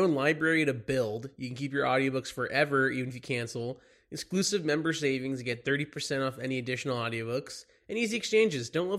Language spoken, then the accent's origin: English; Dallas, Texas, United States; also born or lived in Los Angeles; now in New York, United States; I'm from Dallas